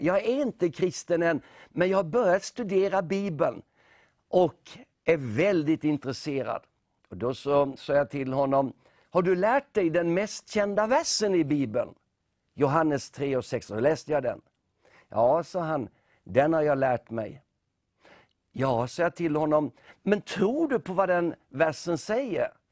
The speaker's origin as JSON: {"language": "Swedish", "town": "Nybro", "region": "Kalmar County", "country": "Sweden", "tie": "born or raised there", "moved": "as an adult", "said": "vi är uppvuxna i Nybro. Ja. Och eh, det var ju där som vi tillbringade Åtminstone livet fram till 18-årsåldern"}